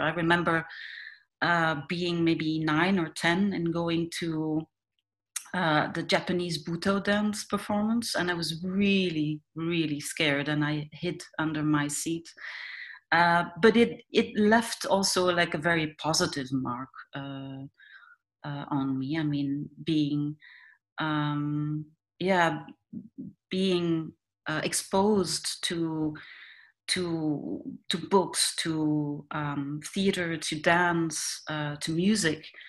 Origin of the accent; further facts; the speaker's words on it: Ghent, Flanders, Belgium; I was born and raised in in Ghent, which is uh, um, like a, not a very big town in in Belgium